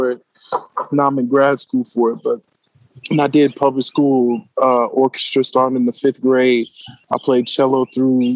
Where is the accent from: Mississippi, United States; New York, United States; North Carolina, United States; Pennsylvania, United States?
Mississippi, United States; Hattiesburg; now in Baltimore, United States; I'm from Mississippi, yo. So I went to Hattiesburg High School. Shout out to my hometown, Hattiesburg